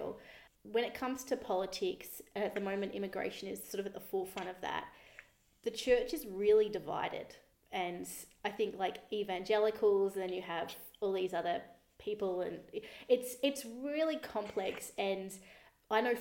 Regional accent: Australia; also born or lived in United States; I'm Australian

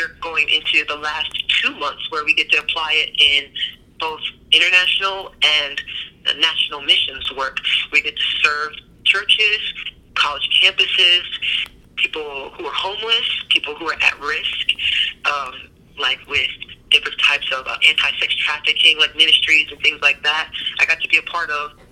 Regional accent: New Jersey, United States; I grew up in New Jersey

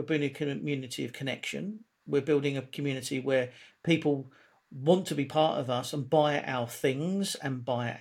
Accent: London, United Kingdom; I was born in South London, grew up in a pretty lively part of South London

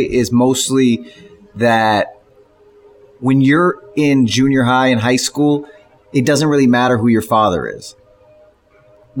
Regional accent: Beverly Hills, California, United States; I grew up in Beverly Hills on Beverly Drive, which is in the flats of Beverly Hills, between Santa Monica and Sunset.

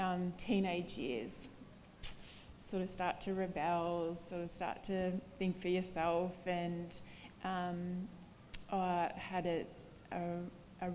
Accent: Bendigo, Victoria, Australia; moved away; I grew up in Bendigo and Victoria, so not from New South Wales

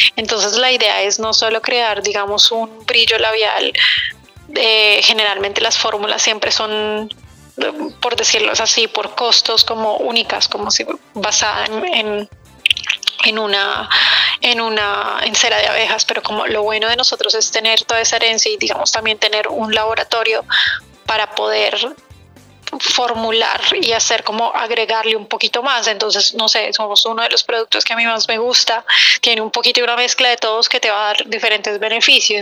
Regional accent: Colombia; now in New York, United States; nosotras dos somos colombianas, pero hace mucho tiempo no, no vivimos las dos en Colombia

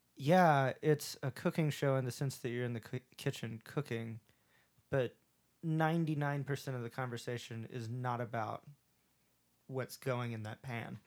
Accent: the South, United States; accent: southern; my southern accent pokes out all the time

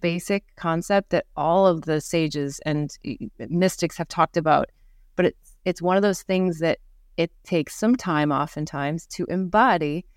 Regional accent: Midwest of America, United States; moved away; also born or lived in New York / Costa Rica / Singapore / India; growing up in the Midwest of America

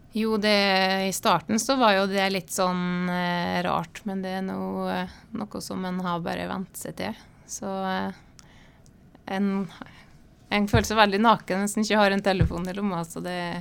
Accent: Terråk, Nordland, Norway; moved away; Jeg er fra Bindalen

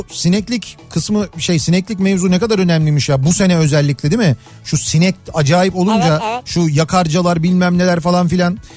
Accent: Istanbul, Turkey; Bak biz kaç yıldır geziyoruz. Ben doğma büyüme buralıyım. Hala bitirmiş değilim İstanbul'u.

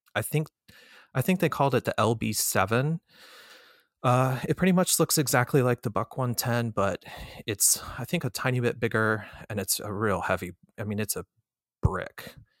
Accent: Florida, United States; moved away as an adult; also born or lived in Colorado / Chicago; I was born in Colorado, and my parents separated, and when I was about two, and my mother and I moved from Colorado to Florida. So, when I was growing up in Florida

